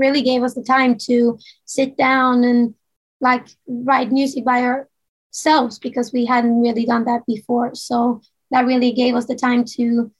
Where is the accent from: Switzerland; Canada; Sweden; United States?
Sweden; first language Swedish; English is a second language; we live and we grew up here in Sweden.